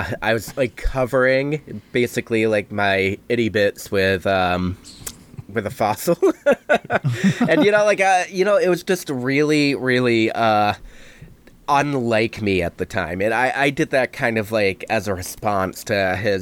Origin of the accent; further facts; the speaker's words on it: Brockton, Massachusetts, United States; also born or lived in Scotland; I'm from south of Boston, a dangerous little city called Brockton, Massachusetts, that I escaped